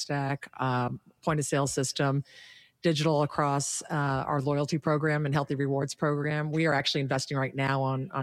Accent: New York City, New York, United States; I'm from the Bronx.

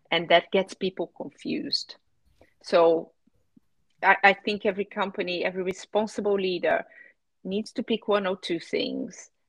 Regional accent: Brazil; now in United Kingdom; when I moved from Brazil to the UK, I was astonished and shocked by the fact that my house did not have a water meter.

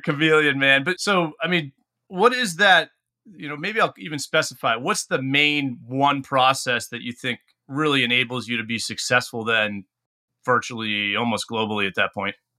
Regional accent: New England, United States; being someone born and raised in New England

